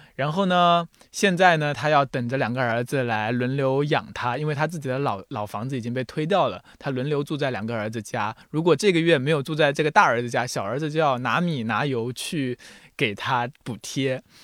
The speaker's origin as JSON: {"language": "Chinese", "region": "Jiangxi", "country": "China", "tie": "born or raised there", "first_language": "Mandarin", "said": "因为我祖籍是安徽，但是我是从小在江西长大的，所以呢，很奇怪，我就，也不会说安徽话，也不说，也不会说江西话，就只会说普通话"}